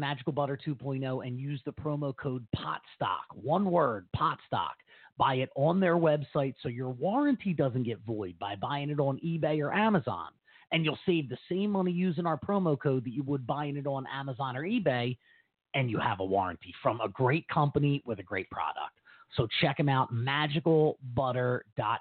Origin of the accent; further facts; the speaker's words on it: United States; I'm an American